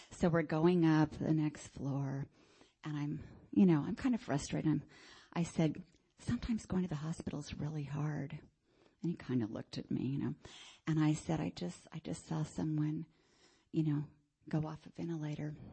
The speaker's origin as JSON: {"language": "English", "town": "Miami", "region": "Florida", "country": "United States", "tie": "born or raised there", "said": "And it's a lot more than I grew up in Miami."}